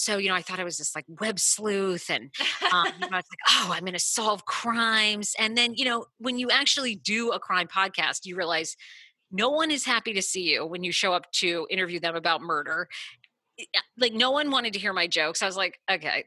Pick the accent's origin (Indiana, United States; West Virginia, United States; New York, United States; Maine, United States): Maine, United States; moved away; also born or lived in Massachusetts; I'm a Mainer. That's where I grew up. So I grew up in Maine